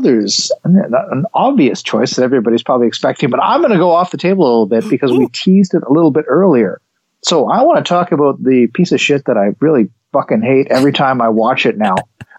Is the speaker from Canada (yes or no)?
yes; Canada; I'm from Canada.